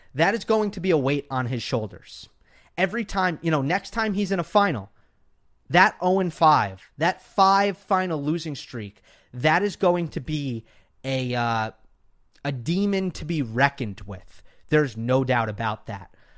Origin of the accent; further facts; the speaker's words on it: New York, United States; now in Los Angeles, United States; I'm from New York, for those who don't know, but I'm in L A now.